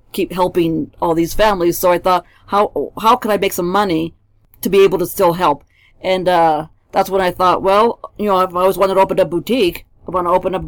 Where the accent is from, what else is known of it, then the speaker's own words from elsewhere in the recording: Silicon Valley, California, United States; moved away as an adult; also born or lived in Mexico; now in Colorado Springs, United States; I actually was born in Mexico. I grew up in California, Silicon Valley